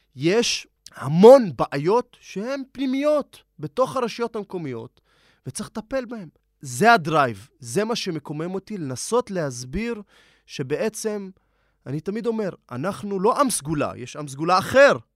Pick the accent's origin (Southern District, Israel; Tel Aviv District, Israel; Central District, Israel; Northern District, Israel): Northern District, Israel; Nazareth; moved away as an adult; also born or lived in Jerusalem; אני במקור מנצרת, עליתי לעיר הקודש מאחת לשנייה, עליתי לעיר הקודש אה, ירושלים ללמוד אה, משפטים